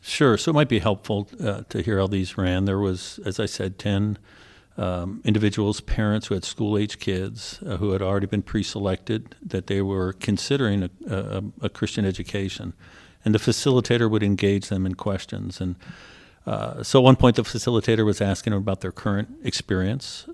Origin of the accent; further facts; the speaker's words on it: Philadelphia, Pennsylvania, United States; moved away as an adult; also born or lived in Ohio; I grew up in Philly, attended the top rated school in the state of, uh, Pennsylvania